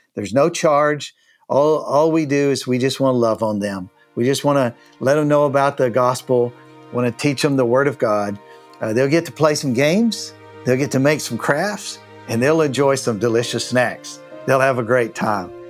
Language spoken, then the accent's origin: English; United States; as an American, I came to know Christ